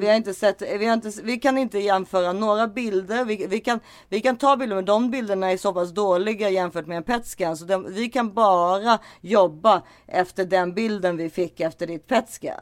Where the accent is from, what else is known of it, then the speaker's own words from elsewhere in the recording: Sweden; jag är svensk